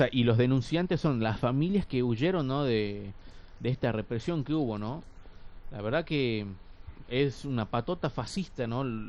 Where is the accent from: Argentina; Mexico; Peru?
Argentina; Tucumán; como tucumanos, por ejemplo, o como tucumanas acá